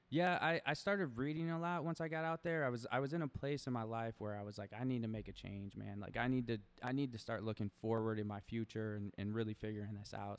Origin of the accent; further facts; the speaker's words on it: Toledo, Ohio, United States; moved away as an adult; now in Arizona, United States; I grew up, born and raised in Toledo